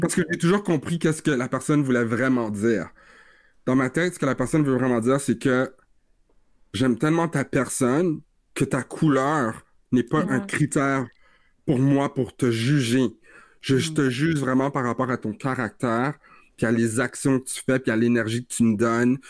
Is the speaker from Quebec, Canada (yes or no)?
no; Vanier, Ontario, Canada; j'ai grandi à Vanier, je suis un, un, gars de Vanier